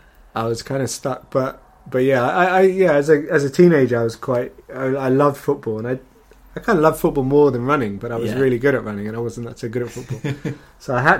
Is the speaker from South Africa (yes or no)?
no; Northampton, East Midlands, United Kingdom; I grew up in Northampton